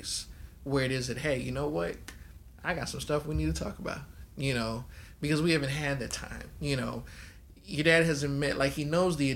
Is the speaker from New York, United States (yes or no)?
no; Baton Rouge, Louisiana, United States; moved away; also born or lived in California; Southern upbringing, right? I was born in Baton Rouge, all my folks is in Louisiana